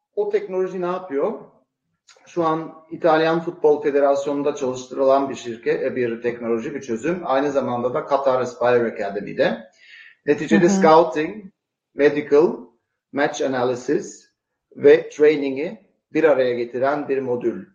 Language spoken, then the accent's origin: Turkish; Switzerland; annem Türk, babam İsviçreli ama doğma büyüme e, İsviçreliyim.